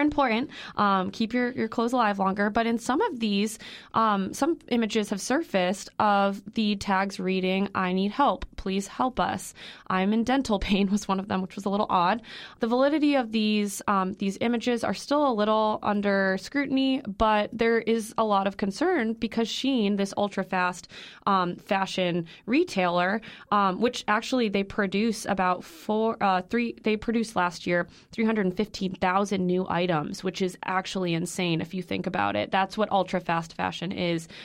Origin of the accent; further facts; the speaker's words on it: Illinois, United States; I'm from Illinois.